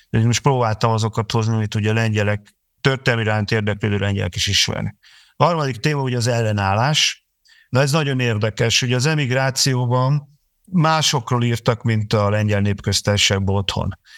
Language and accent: Hungarian; Hungary; Magyarországon vagyunk, és eh, magyarok vagyunk